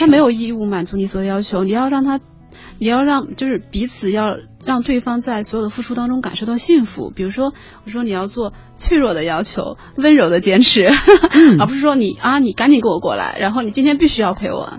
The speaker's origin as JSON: {"language": "Chinese", "region": "Sichuan", "country": "China", "said": "我是四川人嘛，四川，四川的那种环境"}